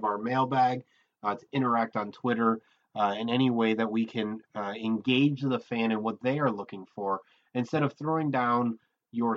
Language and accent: English; Sandusky, Ohio, United States; Born and raised in Sandusky, Ohio.